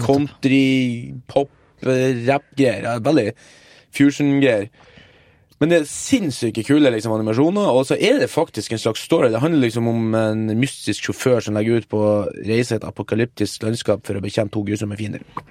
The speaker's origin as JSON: {"language": "Norwegian", "region": "Northern Norway", "country": "Norway", "also_born_or_lived": "Nigeria", "moved": "yes", "said": "Jeg har vært hjemme i Nord-Norge og hjulpet morsan"}